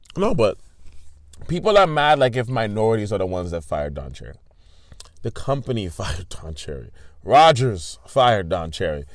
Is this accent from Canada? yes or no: yes; Toronto, Ontario, Canada; everybody I grew up around in Toronto was first generation. Like, when I grew up in Toronto